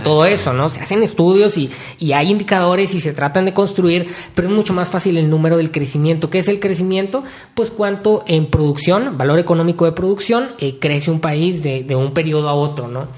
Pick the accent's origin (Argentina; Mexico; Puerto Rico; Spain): Mexico; como mexicanos